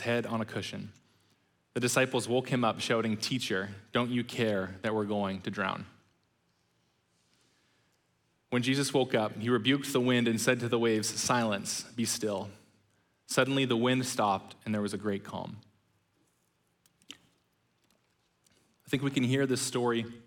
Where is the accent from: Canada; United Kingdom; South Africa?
Canada; British Columbia; also born or lived in Ontario; my mom separated from my biological father and moved out to British Columbia